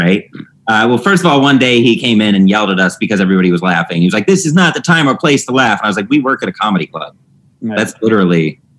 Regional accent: Cleveland, Ohio, United States; we're from Cleveland.

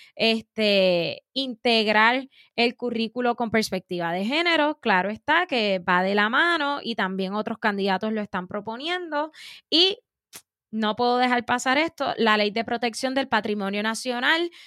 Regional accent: Puerto Rico; como pueblo puertorriqueño

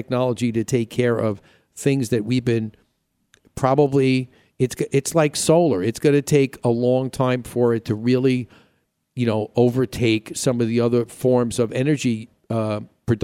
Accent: New York, United States; also born or lived in Boston / Chicago; now in Arizona, United States; living back east and growing up in New York, and I lived in Boston and Chicago

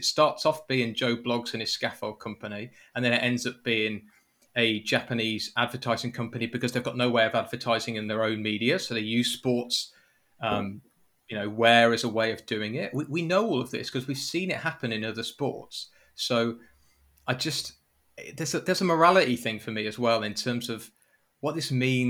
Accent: United Kingdom; As a Brit

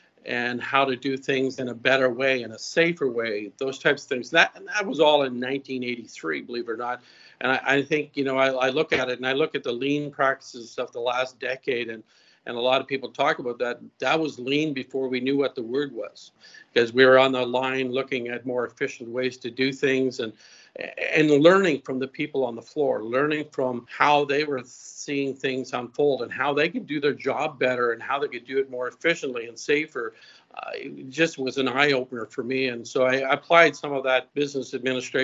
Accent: Antigonish, Nova Scotia, Canada; moved away as an adult; also born or lived in Winnipeg, Manitoba; I'm from a little area called Antigonish, Nova Scotia. So I grew up on a family farm here.

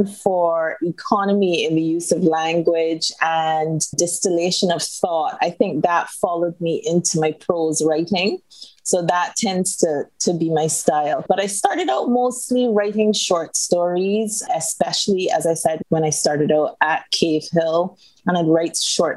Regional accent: Barbados; also born or lived in United Kingdom; I am born and bred in Barbados, spent most of my life here.

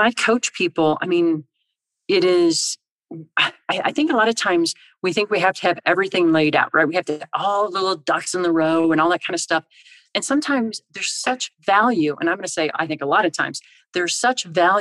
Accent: Illinois, United States; now in Colorado, United States; I grew up in Illinois

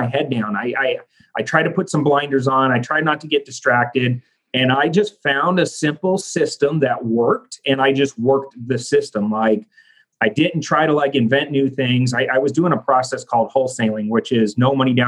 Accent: Phoenix, Arizona, United States; from Phoenix, Arizona

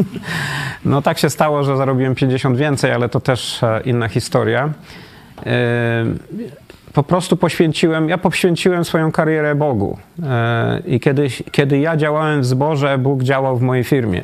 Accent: Wrocław, Lower Silesian Voivodeship, Poland; moved away as an adult; also born or lived in Austria / United States; now in Katowice, Poland; ja jestem z Wrocławia, żona z Gdyni

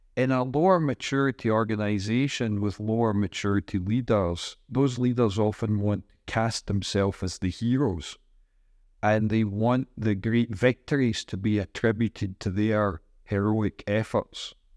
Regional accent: Scotland, United Kingdom; moved away as an adult; also born or lived in Singapore / Ireland / United States; now in Bilbao, Spain; I'm from Scotland. I've lived in Singapore and Ireland and the United States for about 23 years.

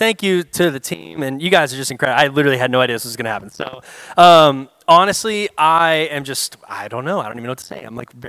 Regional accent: Kyle, Texas, United States; moved away; to come back to my, what I would call my hometown here in Kyle

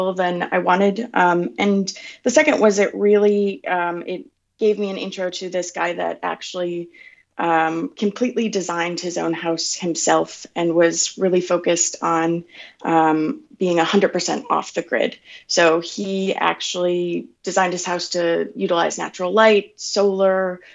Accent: Wisconsin, United States; moved away as an adult; now in San Francisco, United States; I grew up in Amaro, Wisconsin, a really small little town between Milwaukee and Green Bay.

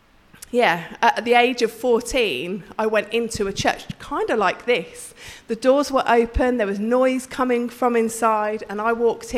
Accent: Birmingham, West Midlands, United Kingdom; We went to Catholic schools. They were the better schools in Birmingham

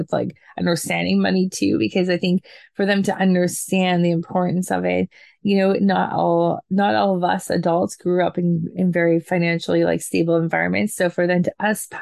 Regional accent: Canada; I'm Canadian

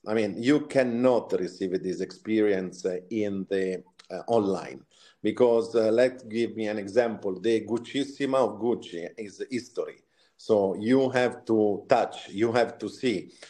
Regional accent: Sansepolcro, Tuscany, Italy; moved away; originally, I'm from uh, Italy, Tuscany, a small villa, let's say, a small city near uh, Florence. It's called San Sepolcro

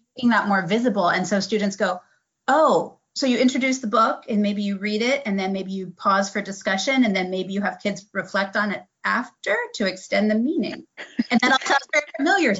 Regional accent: Midwest, United States; moved away as an adult; now in Eastern North Carolina, United States; I'm actually mm-hmm. from the Midwest.

